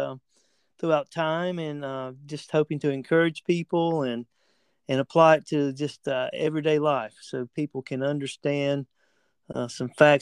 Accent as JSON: {"language": "English", "region": "the South", "country": "United States", "said": "I'm from the South, which is very recognizable"}